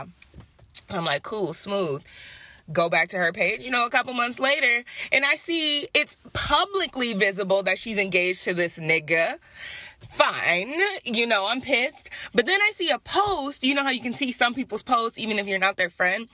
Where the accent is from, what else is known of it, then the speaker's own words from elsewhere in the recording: Detroit, Michigan, United States; moved away; we're both from Detroit